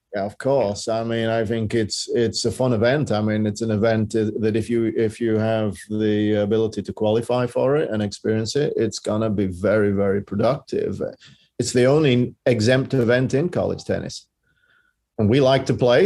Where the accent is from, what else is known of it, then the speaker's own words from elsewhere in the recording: Yorkshire and the Humber, United Kingdom; Bromley is very different to where I grew up in Yorkshire.